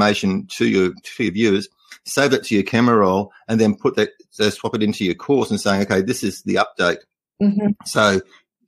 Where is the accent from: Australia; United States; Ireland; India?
Australia; first language English; I try not to use Australian slang